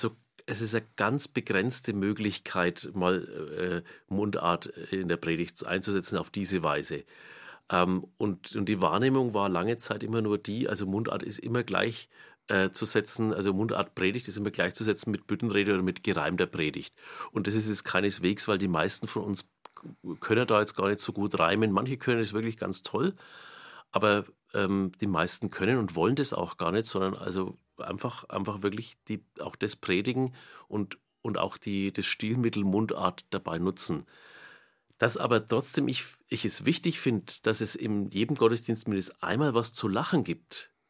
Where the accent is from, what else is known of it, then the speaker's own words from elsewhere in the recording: Nuremberg, Bavaria, Germany; accent: Middle Franconian, Knoblauchsland; first language Franconian; now in Lichtenau, Germany; mein Heimatort ist Almushof, das ist im Knoblauchsland, kürzer Kirchengemeinde Kraftshof